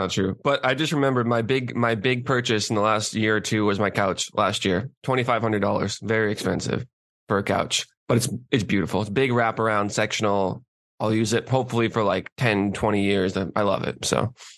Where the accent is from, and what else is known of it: South Shore, Massachusetts, United States; born or raised there